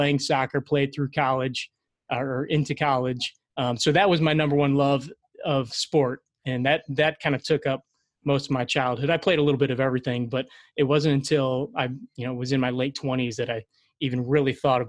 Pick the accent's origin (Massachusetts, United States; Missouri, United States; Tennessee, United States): Missouri, United States; St. Louis; I grew up in St. Louis, born and raised